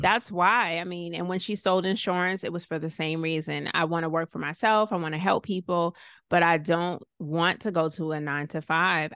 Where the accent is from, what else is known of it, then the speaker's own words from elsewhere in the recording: Clarkston, Georgia, United States; also born or lived in Savannah, Georgia; I was born in Savannah, raised in Clarkston, Stone Mountain area, and mostly lived with my mom